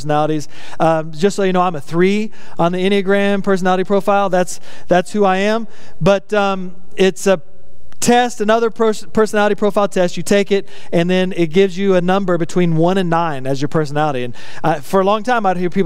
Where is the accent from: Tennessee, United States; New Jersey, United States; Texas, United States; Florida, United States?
Texas, United States; West; I grew up in West Texas in a trailer park